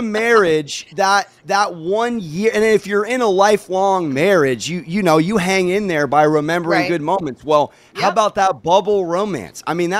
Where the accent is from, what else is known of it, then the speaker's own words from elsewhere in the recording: San Diego, California, United States; now in Manhattan, United States; born and raised in San Diego.